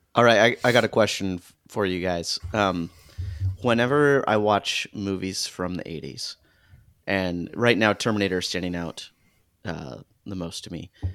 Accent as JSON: {"language": "English", "region": "Arizona", "country": "United States", "tie": "born or raised there", "said": "I grew up in Arizona"}